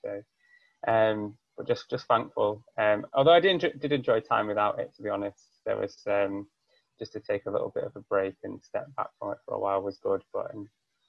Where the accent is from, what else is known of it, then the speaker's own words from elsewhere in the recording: Preston, North West England, United Kingdom; also born or lived in Salford; I grew up in Preston, which is obviously 200 or so miles away from Newcastle.